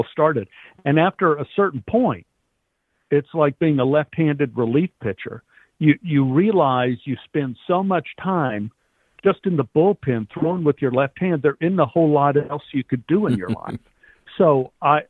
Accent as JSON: {"language": "English", "region": "Texas", "country": "United States", "tie": "born or raised there", "said": "growing up in Texas"}